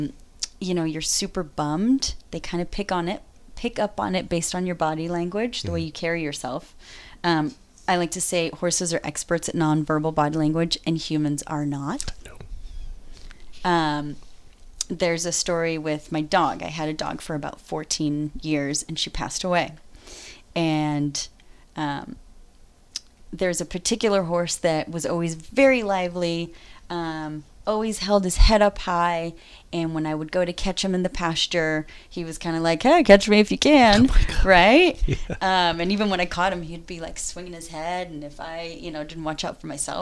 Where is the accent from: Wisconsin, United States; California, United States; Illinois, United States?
California, United States; Northern; also born or lived in Mexico / Willows, California / Brooklyn, New York / Los Angeles; now in San Francisco, United States; I grew up in Northern California half my childhood and in Mexico